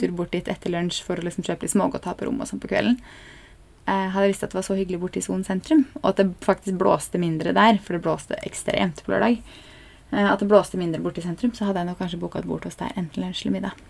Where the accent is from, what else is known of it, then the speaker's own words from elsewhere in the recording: Norway; vi er nordmenn